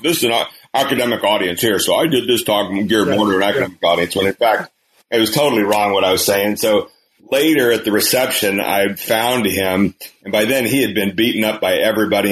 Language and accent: English; Kansas, United States; moved away; in the state of Kansas, my home state